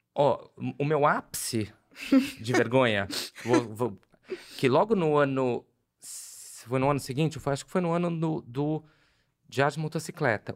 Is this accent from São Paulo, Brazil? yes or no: yes; Guarulhos, São Paulo, Brazil; moved away; Cresci em Guarulhos